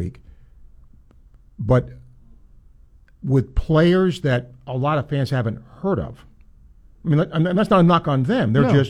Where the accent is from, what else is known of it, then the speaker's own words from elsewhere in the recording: New York, United States; Being from New York State